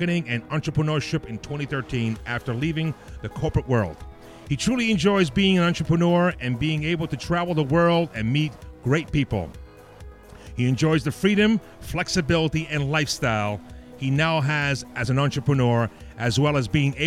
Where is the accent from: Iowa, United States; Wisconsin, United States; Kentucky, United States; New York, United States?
New York, United States; New York City; That's where I grew up also, folks. That's right, the Bronx.